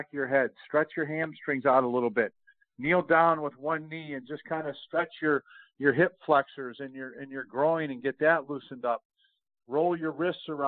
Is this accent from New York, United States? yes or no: yes; Rochester, New York, United States; now in Texas, United States; I grew up in Rochester, New York